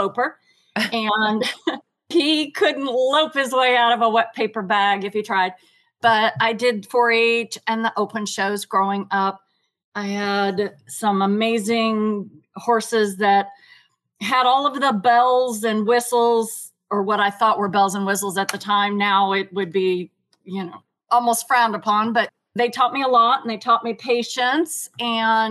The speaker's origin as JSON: {"language": "English", "town": "Lafayette", "region": "Indiana", "country": "United States", "said": "I am from Lafayette, Indiana, which is an hour northwest of Indianapolis"}